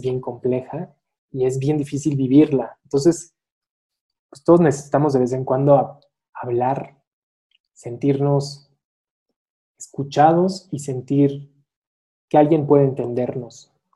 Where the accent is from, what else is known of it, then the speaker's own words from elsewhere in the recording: Irapuato, Guanajuato, Mexico; also born or lived in Tijuana; now in Mexico City, Mexico; nací en la Ciudad de México, crecí en la ciudad de Irapuato, Guanajuato.